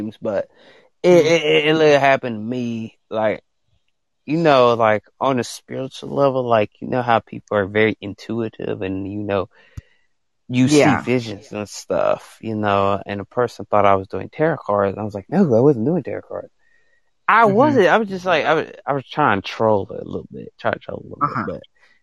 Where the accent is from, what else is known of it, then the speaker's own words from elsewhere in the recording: Alabama, United States; accent: country; I'm from Alabama